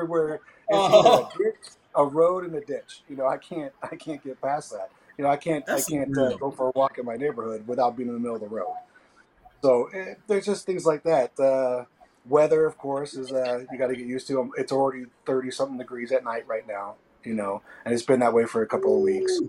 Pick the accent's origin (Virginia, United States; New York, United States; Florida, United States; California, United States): California, United States; now in Crossville, United States; They can't believe that I'm from California when they meet me.